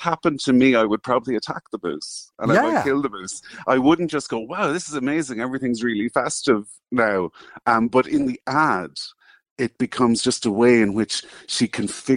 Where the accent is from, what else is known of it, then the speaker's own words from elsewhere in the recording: Ireland; as an Irish man in my 40s